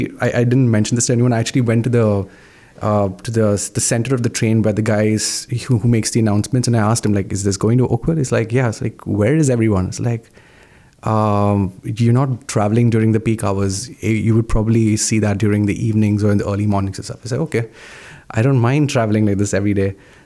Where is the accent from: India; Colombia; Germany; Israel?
India; Mumbai, Maharashtra; now in Canada; So I'm from a city called Mumbai in India.